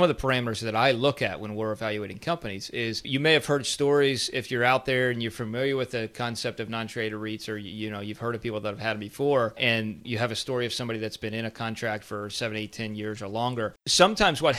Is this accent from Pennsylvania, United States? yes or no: yes; Pennsylvania, United States; moved away; I'm originally from Pennsylvania